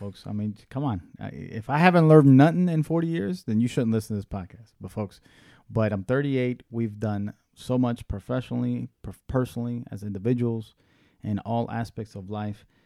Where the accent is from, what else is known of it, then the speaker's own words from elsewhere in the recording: Tampa, Florida, United States; also born or lived in Washington, D.C.; now in Miami, United States; I was born in Washington, D C, raised in Tampa, Florida.